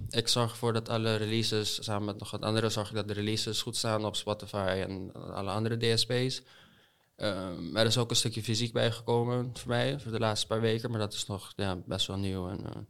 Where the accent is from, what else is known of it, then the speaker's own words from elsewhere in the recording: Curaçao; accent: buitenlands accent; also born or lived in United States; now in Netherlands; Hoe ik kom uit Curaçao. Oké. Ja, ook een paar in de States geweest, dus ik gebruik nog altijd veel te veel Engelse woorden tussen Nederlands.